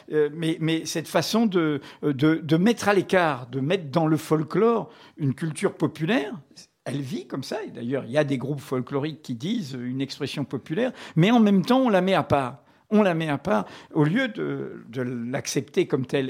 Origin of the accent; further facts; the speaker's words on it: Martinique; moved away; quand J'étais gamin en Martinique